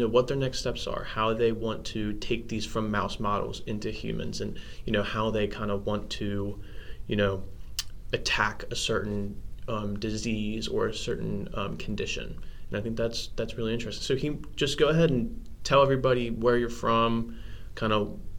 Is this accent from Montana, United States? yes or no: no; Cincinnati, Ohio, United States; moved away as an adult; now in Cleveland, United States; I'm from the Cincinnati area.